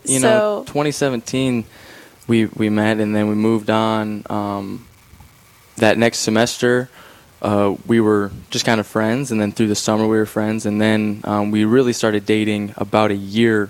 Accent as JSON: {"language": "English", "town": "Spearfish", "region": "South Dakota", "country": "United States", "said": "I'm from Spearfish, and I go to school at Black Hill State"}